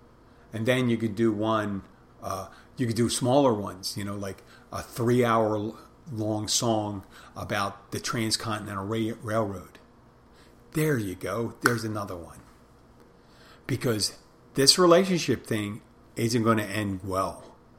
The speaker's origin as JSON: {"language": "English", "town": "Philadelphia", "region": "Pennsylvania", "country": "United States", "said": "people go and say, hey, where are you from? I go, Philadelphia."}